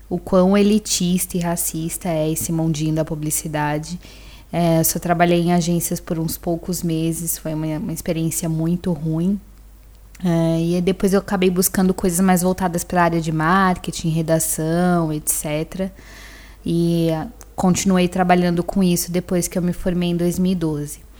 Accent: São Paulo, Brazil; eh, tenho 27 anos, nasci e fui criada em São Paulo, no extremo sul, lá no Grajaú

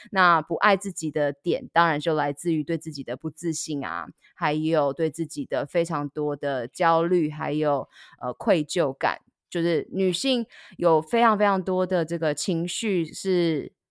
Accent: Taiwan; moved away; also born or lived in United States; 到了国外念书，我也是每半年就会回来台湾做检查

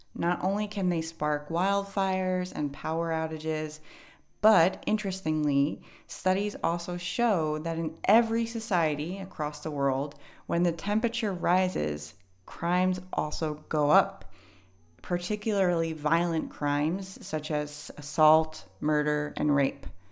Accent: New York City, New York, United States; now in Hawaii, United States; When I was a kid growing up in New York City

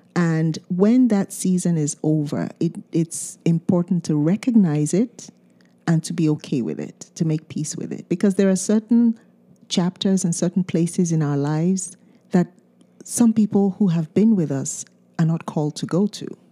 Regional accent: Nigeria; first language Yoruba; English is a second language; moved away; we speak two different Nigerian languages

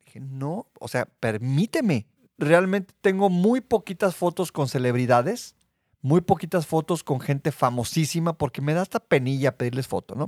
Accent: Mexico; soy mexicano

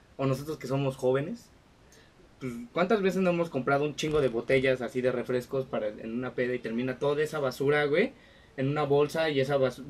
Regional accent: Mexico; aquí siendo mexicanos

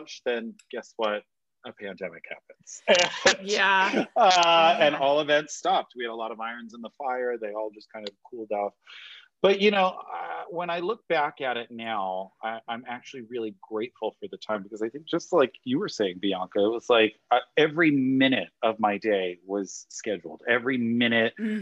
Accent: Rhode Island, United States; moved away as an adult; also born or lived in Boston; now in Los Angeles, United States; So I grew up in the little tiny state of Rhode Island, the smallest state in the union. And I lived there until I graduated high school

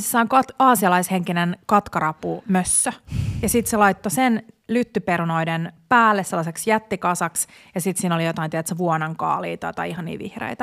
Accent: Porvoo, Uusimaa, Finland; moved away; mun vanhan kotikaupunkini Porvoon

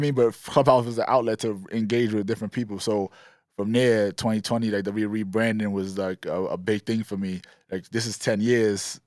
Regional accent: New York City, New York, United States; We was always, like, fly kids growing up in East Flatbush

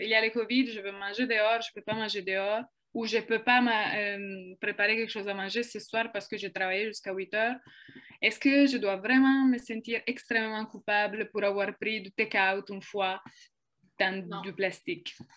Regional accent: Italy; French is a second language; moved away as an adult; now in Quebec, Canada; je suis italienne. Euh, je suis au Québec depuis trois ans maintenant.

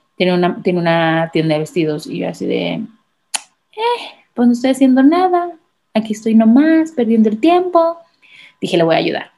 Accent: Manzanillo, Colima, Mexico; yo soy de Colima, Manzanillo, Colima

